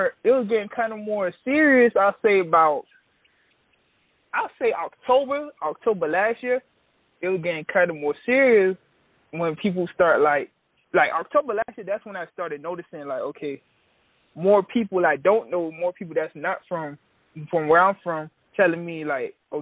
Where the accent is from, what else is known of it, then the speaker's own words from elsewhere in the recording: Miami Gardens, Florida, United States; I'm from Kara City, Miami Gardens, Florida